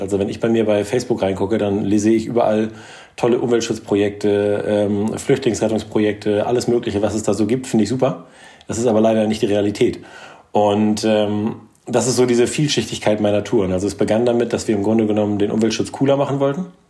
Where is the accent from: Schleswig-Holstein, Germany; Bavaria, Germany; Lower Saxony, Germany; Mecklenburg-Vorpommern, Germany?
Lower Saxony, Germany; Norderney; moved away; also born or lived in Kiel; Ich bin auf Norderney aufgewachsen